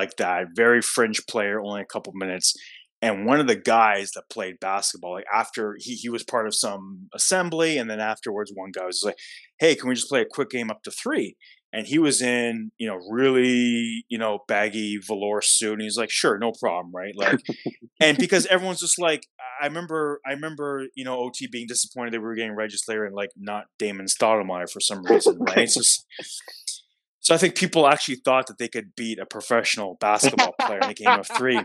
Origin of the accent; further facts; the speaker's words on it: Toronto, Ontario, Canada; I'm not from here. I'm from Toronto.